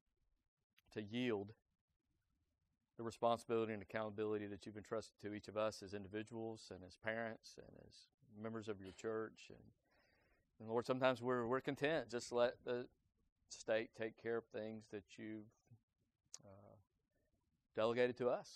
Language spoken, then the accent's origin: English; United States; us as American citizens